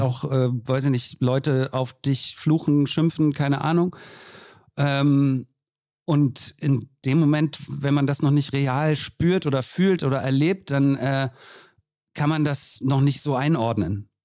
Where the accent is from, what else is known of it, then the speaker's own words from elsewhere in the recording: Berlin, Germany; als Berlinerin